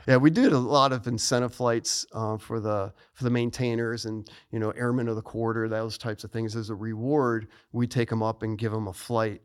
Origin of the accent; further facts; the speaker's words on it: Niles, Illinois, United States; moved away as an adult; I was born in Niles, Illinois, which is a suburb of Chicago